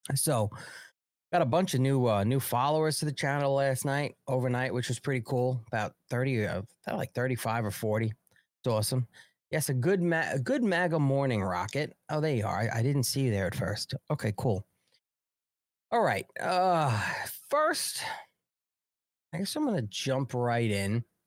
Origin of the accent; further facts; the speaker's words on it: New York City, New York, United States; New Yorkers are interesting animals, we really are